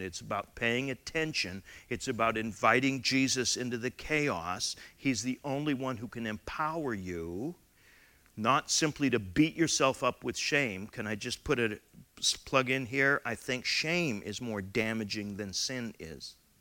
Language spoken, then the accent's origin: English; Canada; as a Canadian member of the Commonwealth